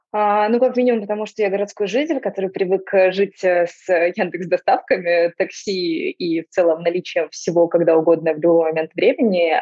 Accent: Donetsk, Donetsk Oblast, Ukraine; moved away as an adult; also born or lived in Zaporizhzhia / Moscow; я выросла и родилась в Донецке, и я жила там до начала Первой войны

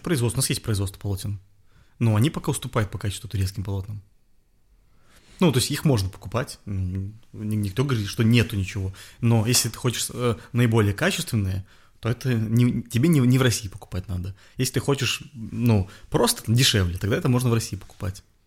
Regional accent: Belarus; moved away as an adult; now in Russia; я белорус. То mm-hmm. есть я там вырос, я, ну, как бы, это моя родина

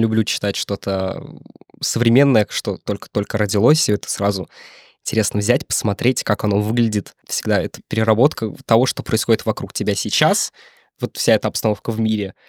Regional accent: Drezna, Moscow Oblast, Russia; я из очень маленького города, у нас 11 тысяч населения

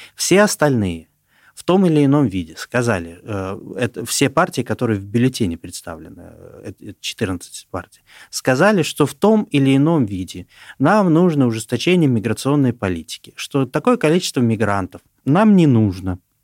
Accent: Kazakhstan; moved away as an adult; now in Russia; я тоже трудовой мигрант, я еще не получил гражданство России, я из сам из Казахстана.

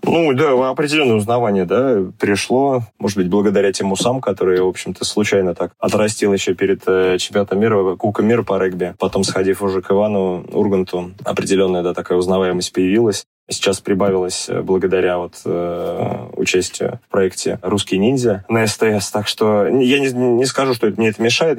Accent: Zelenograd, Moscow, Russia; Я родился и вырос э, в Зеленограде

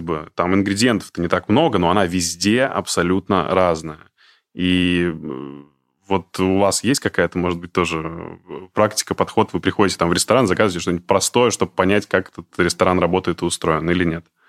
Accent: Izhevsk, Udmurtia, Russia; я из Ижевска

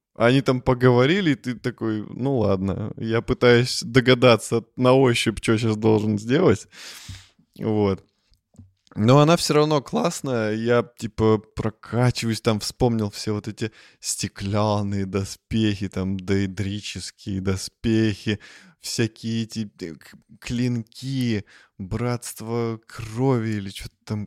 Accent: Russia; мы из России

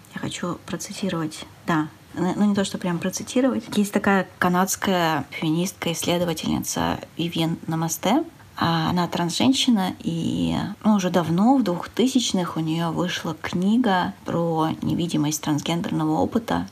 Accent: Urals, Russia; я родился и вырос на Урале, в достаточно маленьком городе

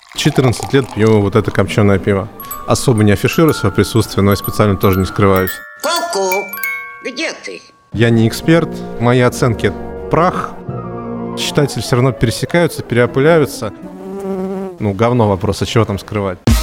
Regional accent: Voronezh, Voronezh Oblast, Russia; Я же из Воронежа

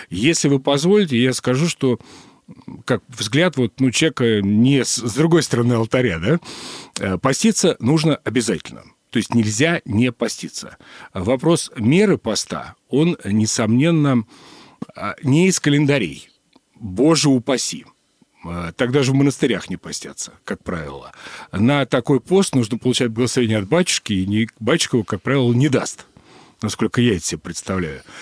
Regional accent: Moscow, Russia; А, мне повезло, и в детстве я жил на Преображенке до 12 лет.

